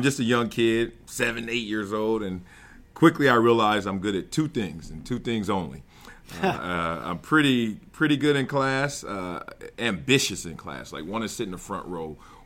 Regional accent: Los Angeles, California, United States; also born or lived in Compton, California; I'm from Compton, California, born and raised there till about the age of five, then moved to the South Central Los Angeles

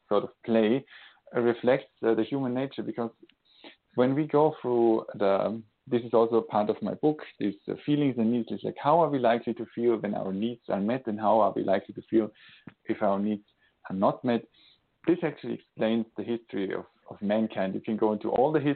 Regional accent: Austria; now in Switzerland; I'm today calling from Switzerland, Europe, and born in Austria

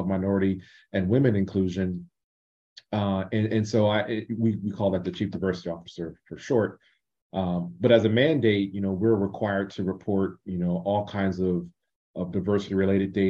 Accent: Columbus, Ohio, United States; moved away; also born or lived in Michigan; my hometown of Columbus, Ohio

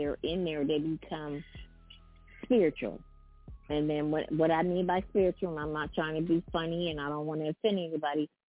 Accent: East Coast, United States; moved away; I'm from the East Coast

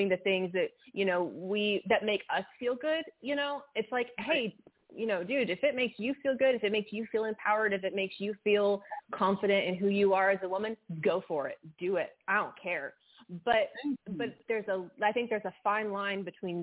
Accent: West Texas, United States; I'm from West Texas. I'm born and raised West Texas girl

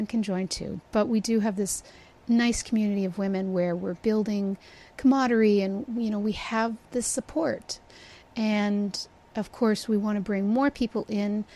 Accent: Canada; I'm Canadian

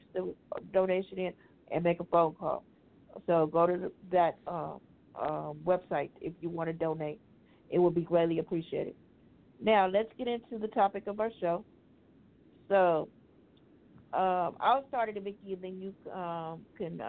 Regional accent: Louisiana, United States; I am from Louisiana

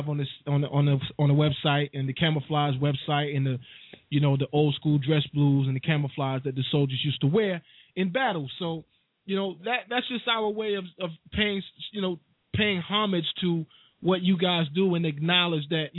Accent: United States; I definitely love the country that I know is mine, that I was born in from a sibling up. And from an infant up

